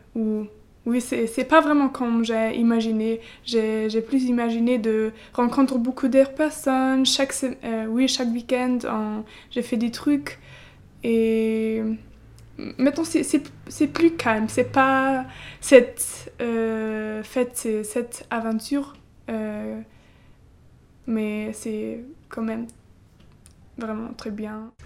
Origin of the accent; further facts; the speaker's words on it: Halle, Saxony-Anhalt, Germany; French is a second language; moved away as an adult; now in France; je viens d'Allemagne. Euh, à Halle, c'est un petit village euh, dans l'est